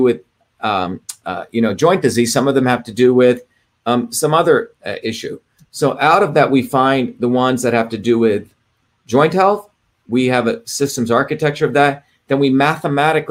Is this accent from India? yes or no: yes; India; as a kid growing up in India